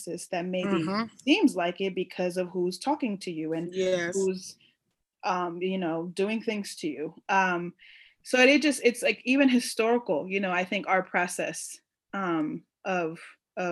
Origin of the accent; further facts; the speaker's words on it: New York City, New York, United States; I grew up in New York City, specifically around Puerto Rican, Dominican, African American